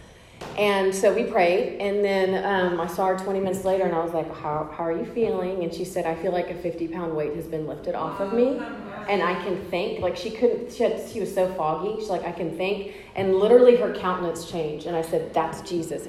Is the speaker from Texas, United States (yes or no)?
yes; Corpus Christi, Texas, United States; moved away; I'm from Corpus